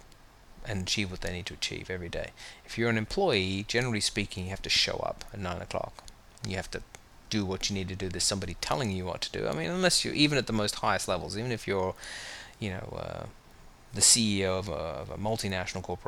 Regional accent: United Kingdom; moved away as an adult; now in United States; I grew up in the United Kingdom. I moved here

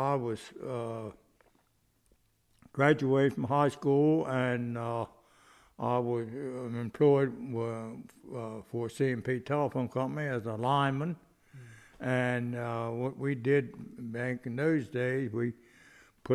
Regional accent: Chestertown, Maryland, United States; also born or lived in Salisbury, Maryland; probably about 1942 we moved in Chestertown

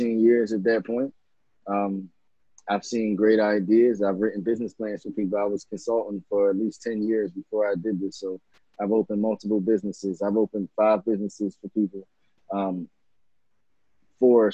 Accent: Philadelphia, Pennsylvania, United States; I grew up in West Philadelphia, in Winfield, spent time in Uptown and West Oak Lane and Mount Airy

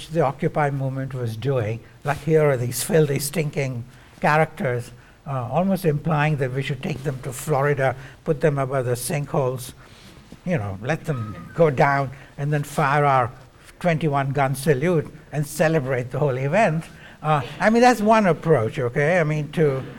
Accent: India; moved away as an adult; also born or lived in Cambridge, England; now in United States; I was coming from India and had gone to Cambridge, England to study

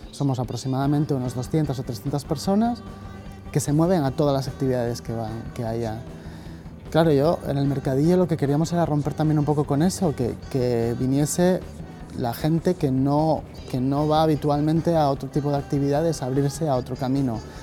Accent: Gijón, Asturias, Spain; Soy de Gijón, nací en Jove

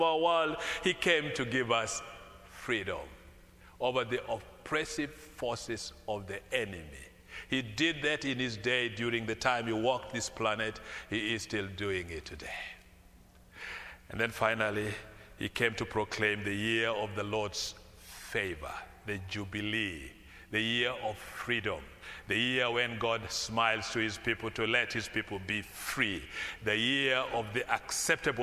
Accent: Kampala, Central Region, Uganda; The Kampala city where I come from

